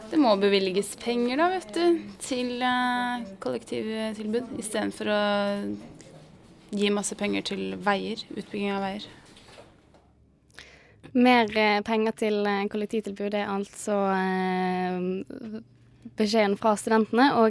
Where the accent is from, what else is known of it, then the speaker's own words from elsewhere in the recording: Nesodden, Akershus, Norway; jeg er fra Nesodden, og der er det veldig, veldig dårlig.